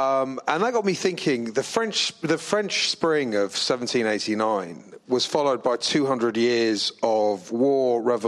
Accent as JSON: {"language": "English", "region": "England", "country": "United Kingdom", "moved": "yes", "lives_now": "New York, United States", "said": "I'm an Englishman in New York"}